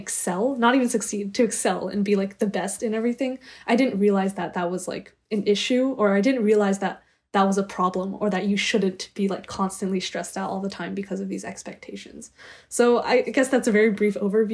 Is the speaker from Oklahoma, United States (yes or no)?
no; Bay Area, California, United States; I grew up in the Bay Area